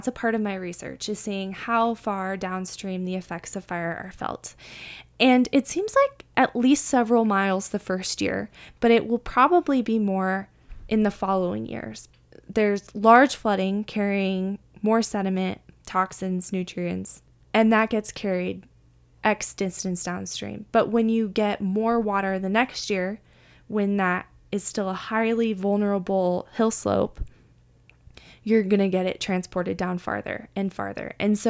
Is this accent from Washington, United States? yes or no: no; near the Sacramento River, Northern California, United States; moved away; I'm actually from Northern California, where we have a ton of fires every year. And I grew up near the Sacramento River